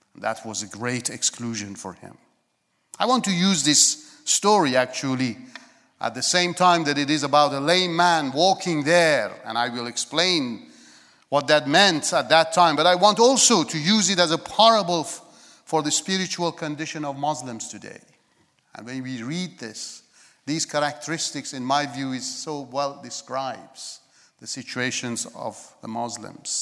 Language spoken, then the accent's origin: English; Iran; moved away; I was born in Iran